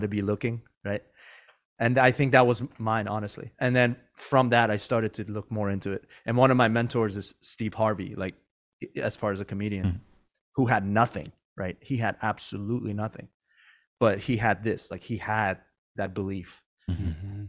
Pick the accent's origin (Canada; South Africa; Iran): Iran; now in Northern California, United States; I wasn't born here. I was born in Iran